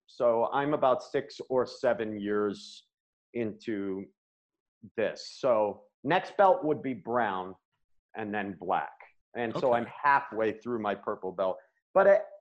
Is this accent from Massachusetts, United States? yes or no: no; Maine, United States; now in Colorado, United States; I grew up in Maine